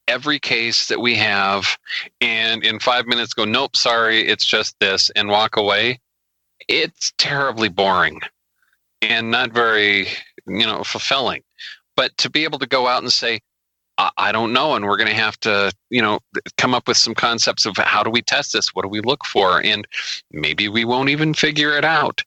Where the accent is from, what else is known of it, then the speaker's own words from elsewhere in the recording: United States; I'm an American